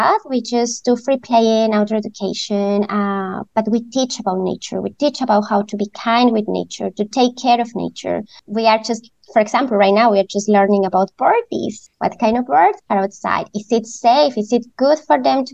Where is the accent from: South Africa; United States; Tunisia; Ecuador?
Ecuador; moved away as an adult; now in Vancouver, Canada; growing in Ecuador, I am originally from Ecuador